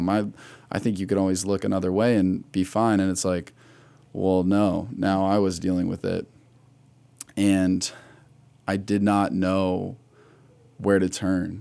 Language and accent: English; Wadsworth, Ohio, United States; I am from the Akron area. I grew up in a little town, Wadsworth, right down